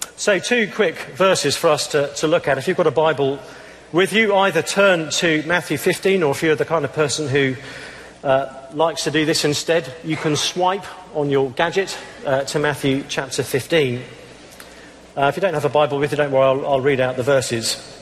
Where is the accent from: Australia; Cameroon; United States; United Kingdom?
United Kingdom; England; I'm, I'm English